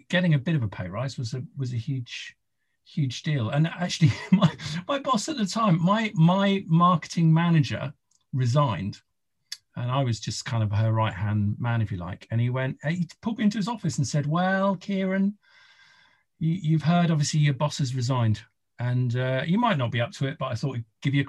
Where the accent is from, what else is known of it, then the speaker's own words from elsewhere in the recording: Isle of Wight, South East England, United Kingdom; I'm from the Isle of Wight